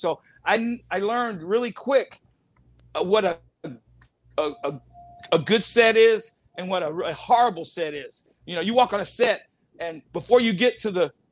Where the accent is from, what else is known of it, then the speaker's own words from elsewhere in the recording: the South, United States; moved away; I grew up in the South as my mom being Cherokee and my dad being Black, but living in a white neighborhood